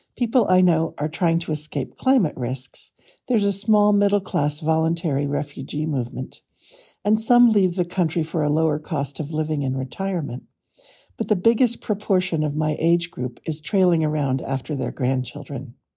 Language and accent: English; California, United States; I grew up in California